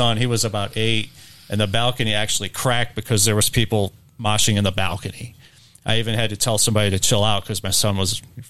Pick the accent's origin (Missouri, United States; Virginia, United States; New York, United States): Missouri, United States; Ferguson; I'm from Ferguson.